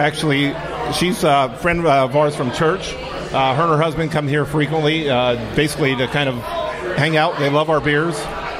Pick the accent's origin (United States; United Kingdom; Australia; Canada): United States; Philadelphia, Pennsylvania; moved away; I'm a Philly guy. I'm actually from Pennsylvania.